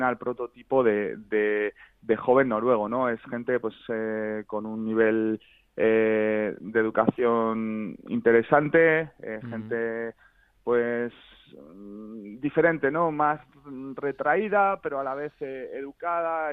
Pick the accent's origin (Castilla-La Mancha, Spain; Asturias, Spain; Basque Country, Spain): Basque Country, Spain; San Sebastián; now in Oslo, Norway; Yo soy de San Sebastián, pero ahora